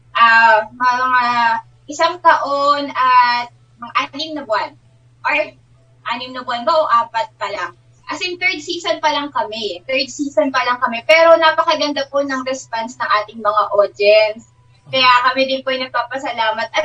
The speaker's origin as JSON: {"language": "Tagalog", "area": "Nueva Ecija", "region": "Central Luzon", "country": "Philippines", "tie": "born or raised there", "said": "Ang aking background po, maliban sa ako ay laking Nuevecihano"}